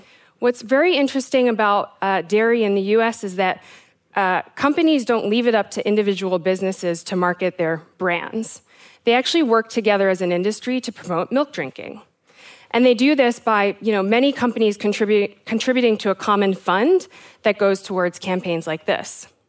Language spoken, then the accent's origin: English; South Africa; also born or lived in United States; So I am South African and American. I have lived and worked throughout Africa with a professional focus on food and agriculture.